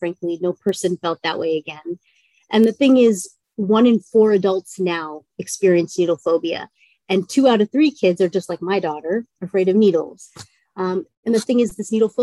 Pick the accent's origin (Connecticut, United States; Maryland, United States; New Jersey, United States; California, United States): Maryland, United States; moved away as an adult; also born or lived in New York; I grew up on the East Coast in Maryland outside of DC